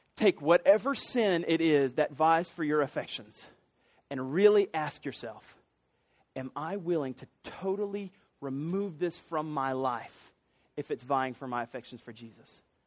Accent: Columbia, South Carolina, United States; I grew up in Columbia.

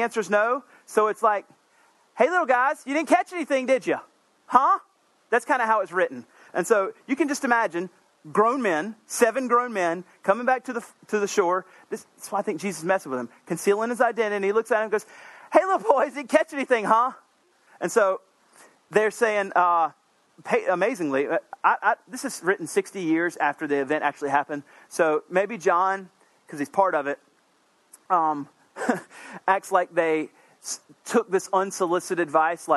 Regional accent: South Carolina, United States; I'm from South Carolina

